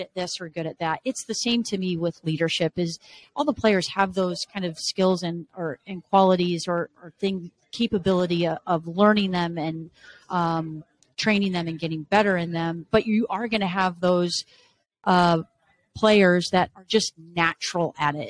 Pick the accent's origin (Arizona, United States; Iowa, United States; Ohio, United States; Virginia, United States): Arizona, United States; moved away as an adult; also born or lived in Las Vegas, Nevada / Washington State / Los Angeles, California; now in Michigan, United States; Born and raised in Arizona